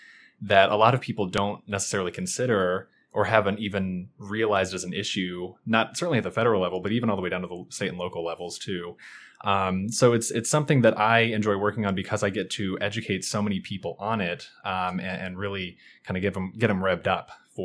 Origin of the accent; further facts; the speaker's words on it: Kentucky, United States; Sure. So I'm originally from Kentucky. I've lived in the Northern Virginia, D.C. area for about 5 years now.